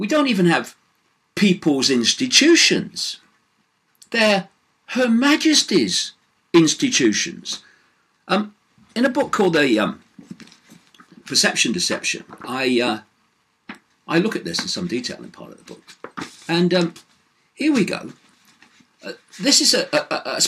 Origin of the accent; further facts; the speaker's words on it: Leicester, East Midlands, United Kingdom; Leicester being my hometown